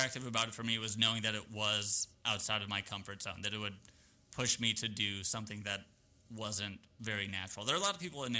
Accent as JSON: {"language": "English", "town": "Milwaukee", "region": "Wisconsin", "country": "United States", "tie": "born or raised there", "also_born_or_lived": "Evanston / Chicago", "said": "So I was born in Milwaukee, Wisconsin, same home all the way from birth through graduating high school, and then to Northwestern University in Evanston, just north of Chicago, then moved to Chicago for 7 ye"}